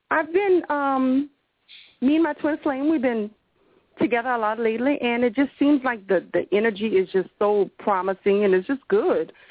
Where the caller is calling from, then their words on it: Louisiana, United States; I'm calling from Louisiana.